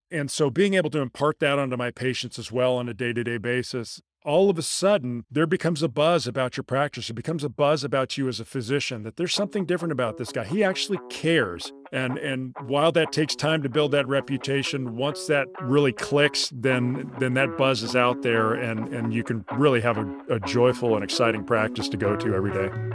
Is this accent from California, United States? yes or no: yes; La Jolla, California, United States; moved away as an adult; also born or lived in Houston, Texas; I grew up in La Jolla, California. It's a small suburb of San Diego